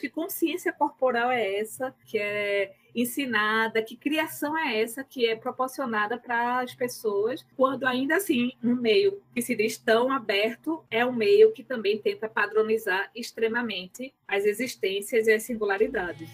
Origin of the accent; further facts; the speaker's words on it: Recife, Pernambuco, Brazil; eu sou de Recife, Pernambuco.